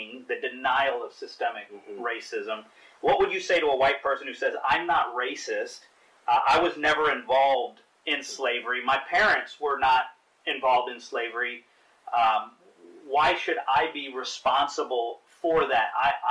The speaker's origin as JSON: {"language": "English", "country": "India", "said": "and I'm Indian, so that's very much the same in my culture and in my family as well."}